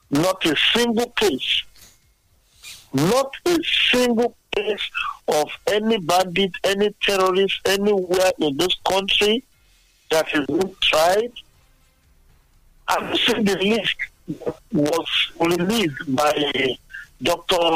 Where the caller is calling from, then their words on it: Abeokuta, Ogun State, Nigeria; Yes. I'm currently calling from Abeokuta.